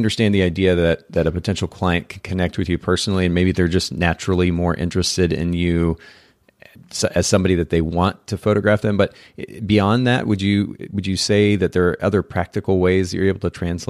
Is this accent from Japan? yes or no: yes; Japan; also born or lived in United States; in our bag lunch that we would take to school with us when we lived in the States. I grew up in Japan, and so we homeschooled and maybe had lunch at home at that point.